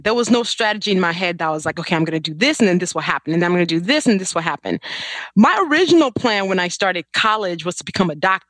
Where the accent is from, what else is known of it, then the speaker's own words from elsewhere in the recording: Chicago, Illinois, United States; also born or lived in Nigeria; So I was born in Nigeria and then we moved to Chicago when I was 9. Chicago's been home since.